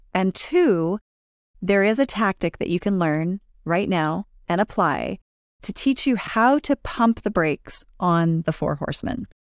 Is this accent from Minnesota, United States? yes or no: no; California, United States; now in Utah, United States; I grew up in California